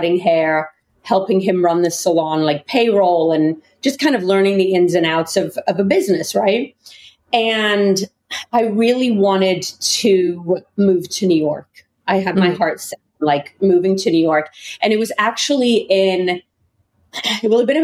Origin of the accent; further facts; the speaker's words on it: England, United Kingdom; moved away; But I grew up in England